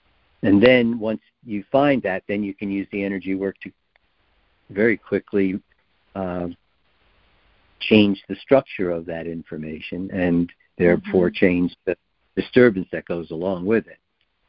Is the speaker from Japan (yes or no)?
yes; Japan; As I said, I grew up in Japan. I just didn't realize it until I left.